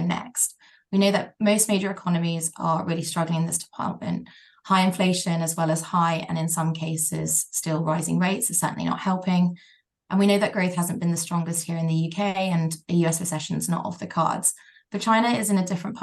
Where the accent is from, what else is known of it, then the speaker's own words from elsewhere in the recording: Thailand; moved away; So I grew up in Thailand, and aside from COVID, I go back annually.